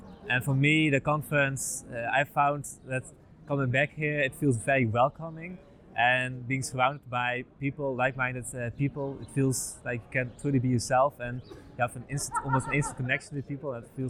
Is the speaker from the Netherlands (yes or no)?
yes; Amersfoort, Utrecht, Netherlands; I'm from the Netherlands, from Amersfoort.